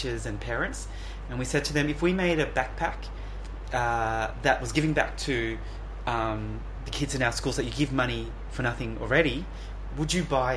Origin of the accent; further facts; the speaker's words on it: Cambodia; I'm from Cambodia, so... I know the language, I know the system.